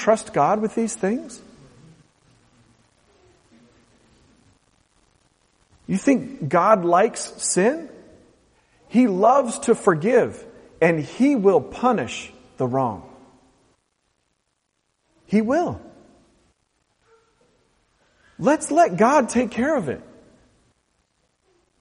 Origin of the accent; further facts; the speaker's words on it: Portland, Oregon, United States; the people that I grew up with in Portland, Oregon